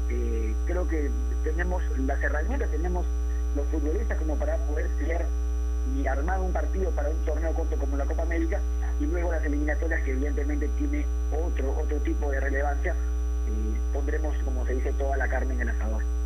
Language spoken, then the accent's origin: Spanish; Peru; como peruanos